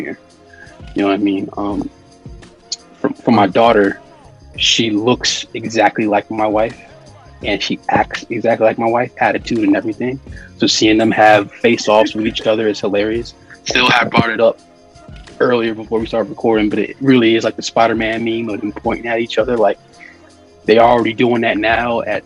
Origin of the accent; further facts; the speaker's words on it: Virginia, United States; also born or lived in New Jersey; I used to not like being from Virginia because I was born in New Jersey. I lived there till I was 3